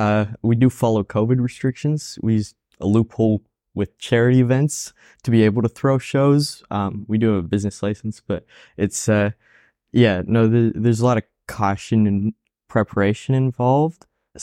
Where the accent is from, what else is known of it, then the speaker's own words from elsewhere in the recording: France; moved away; also born or lived in Spain; I immigrated from France too, so